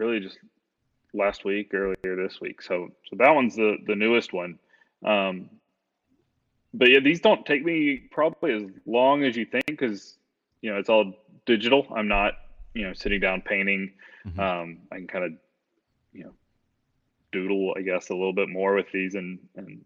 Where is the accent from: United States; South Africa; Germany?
United States; I'm an American